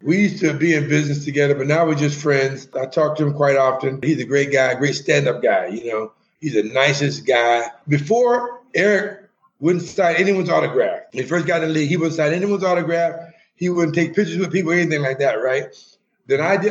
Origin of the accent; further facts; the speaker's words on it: Augusta, Georgia, United States; moved away as an adult; also born or lived in Kansas / Los Angeles; now in Puerto Nuevo, Mexico; I grew up in Augusta, Georgia